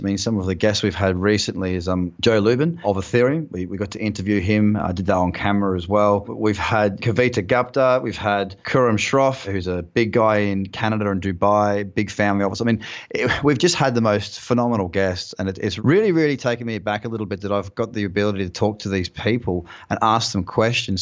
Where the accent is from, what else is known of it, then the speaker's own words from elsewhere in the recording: Noosa Heads, Queensland, Australia; also born or lived in London; now in Bondi Beach, Australia; a place called Noosa Heads, which is where I'm from